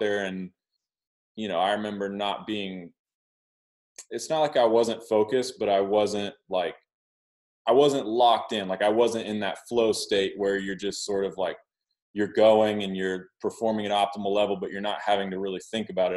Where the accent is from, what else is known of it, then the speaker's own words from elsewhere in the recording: Oklahoma, United States; I grew up in Oklahoma